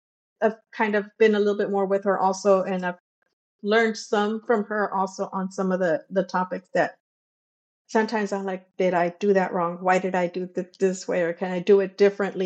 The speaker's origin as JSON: {"language": "English", "town": "Brownsville", "region": "Texas", "country": "United States", "said": "I am from Texas, Brownsville, Texas."}